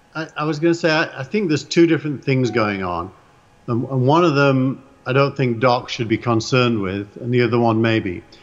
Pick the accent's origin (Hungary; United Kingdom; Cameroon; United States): United Kingdom; England; accent: English; It's my English accent.